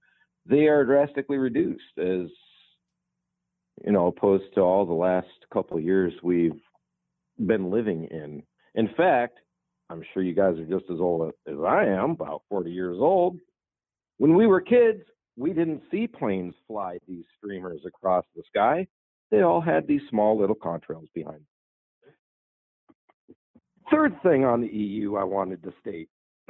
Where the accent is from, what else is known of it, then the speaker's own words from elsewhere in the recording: Dayton, Ohio, United States; Yeah, I'm from Dayton, Ohio.